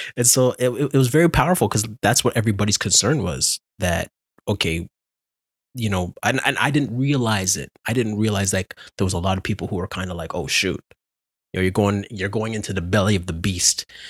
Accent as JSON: {"language": "English", "region": "Ontario", "country": "Canada", "said": "I'm from Ontario"}